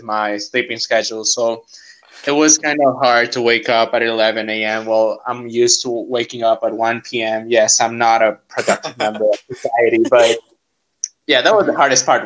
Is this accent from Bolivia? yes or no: yes; Cochabamba, Bolivia; I come from Cochabamba, Bolivia